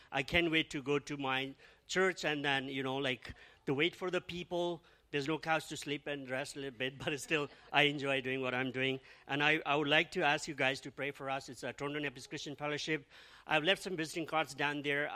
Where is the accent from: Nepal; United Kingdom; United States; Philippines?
Nepal; also born or lived in Australia / Toronto; now in Mississauga, Canada; we are originally from Nepal.